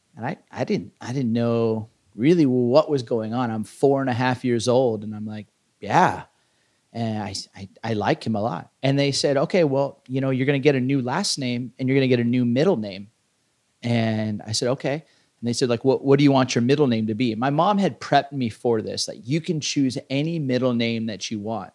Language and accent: English; Southern California, United States; I grew up in Southern California.